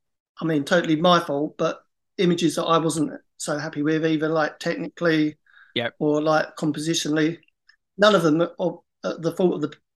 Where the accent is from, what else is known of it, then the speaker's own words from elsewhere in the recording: Essex, East of England, United Kingdom; so the whole of Essex and not all from like my hometown.